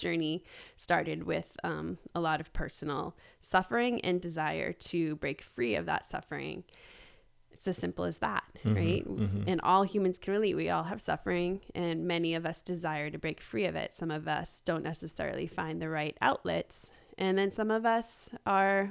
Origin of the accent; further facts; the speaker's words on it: Boston, East Coast, United States; moved away as an adult; I was born in Boston and raised in the East Coast